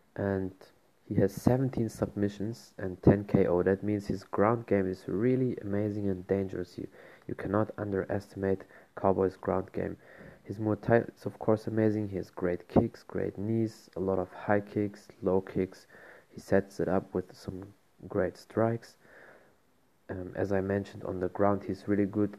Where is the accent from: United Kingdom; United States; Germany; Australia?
Germany; I'm from Germany